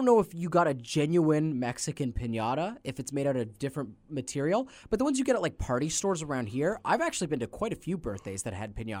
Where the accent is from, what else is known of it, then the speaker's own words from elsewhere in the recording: Canada; We're Canadian. Yes. Of course, Canada up north is famous for its maple syrup.